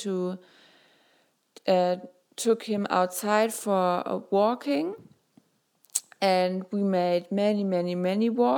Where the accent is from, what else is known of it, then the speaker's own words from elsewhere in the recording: Germany; I'm 23 years old and I'm from Germany.